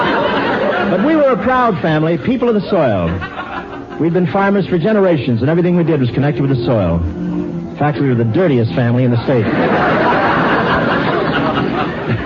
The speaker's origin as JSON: {"language": "English", "town": "Cleveland", "region": "Ohio", "country": "United States", "tie": "born or raised there", "moved": "yes", "said": "reared in Cleveland."}